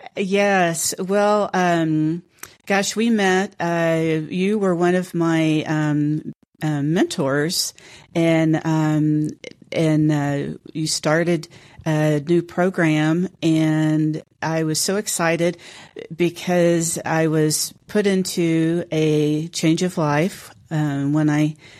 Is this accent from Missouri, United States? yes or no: no; Houston, Texas, United States; now in San Antonio, United States; native Houstonian